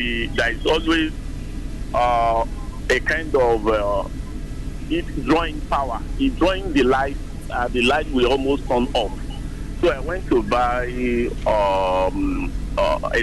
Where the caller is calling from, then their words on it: Akure, Ondo, Nigeria; I'm calling from Akure